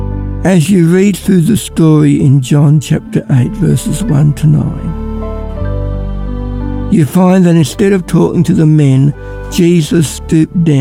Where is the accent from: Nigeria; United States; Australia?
Australia; Ballarat, Victoria; I'm from Ballarat